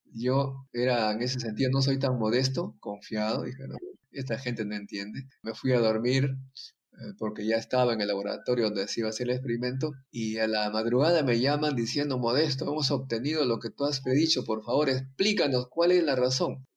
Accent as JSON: {"language": "Spanish", "region": "Ancash", "country": "Peru", "tie": "born or raised there", "also_born_or_lived": "France", "said": "Mi pueblo fue el centro de la cultura llamada civilización Cuye"}